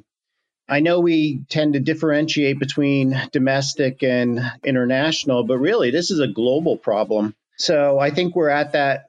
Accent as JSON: {"language": "English", "region": "Pennsylvania", "country": "United States", "said": "my home state of Pennsylvania"}